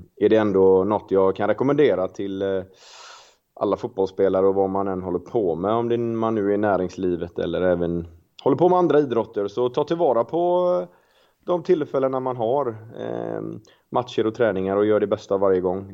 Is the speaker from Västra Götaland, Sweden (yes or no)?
yes; Gothenburg, Västra Götaland, Sweden; jag är familjefar och göteborgare